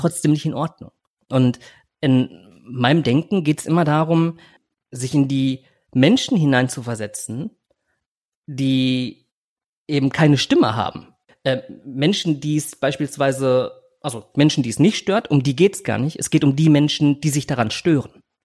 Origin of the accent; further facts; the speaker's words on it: Germany; also born or lived in Philippines; als ich zwei Jahre alt war, kam ich nach Deutschland, bin in eine Adoptivfamilie gekommen